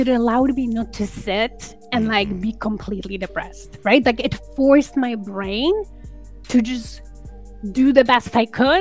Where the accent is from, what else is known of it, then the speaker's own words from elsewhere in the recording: Poland; now in Canada; so I'm an immigrant to Canada, and I come from Poland.